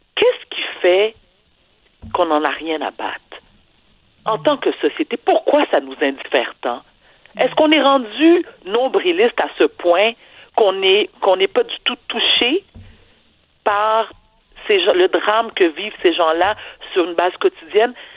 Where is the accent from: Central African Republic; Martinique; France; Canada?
Canada; Quebec; also born or lived in Haiti; Au Québec, nous sommes un peuple généreux